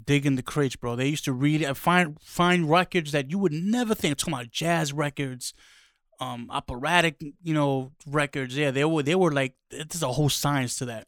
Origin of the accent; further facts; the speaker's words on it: New York City, New York, United States; growing up in the Bronx, lotta, you know, street parties